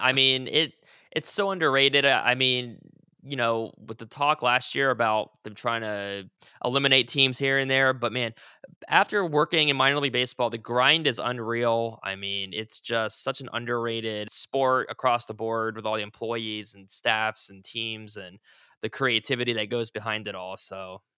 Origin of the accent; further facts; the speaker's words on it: Ohio, United States; now in Virginia, United States; I'm in Virginia now, but, um, yeah, I, uh, actually, when I started with the crib, I was already here in Virginia, but I am from Ohio